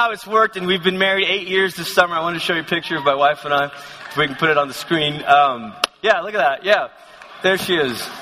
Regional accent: Malaysia; moved away as an adult; also born or lived in Oklahoma; I come from Malaysia again, and we didn't wear sweaters in Malaysia

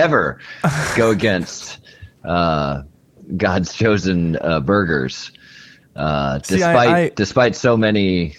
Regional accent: Southern California, United States; also born or lived in Arizona; I'm born and raised in Southern California.

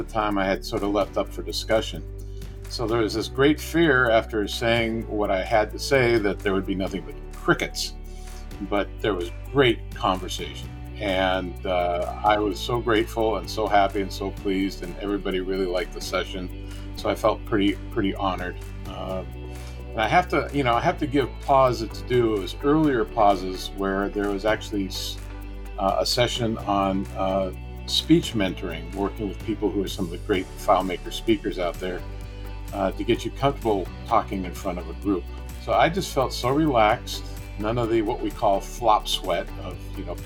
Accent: the Northwest, Pacific Northwest, United States; I'm from the Northwest

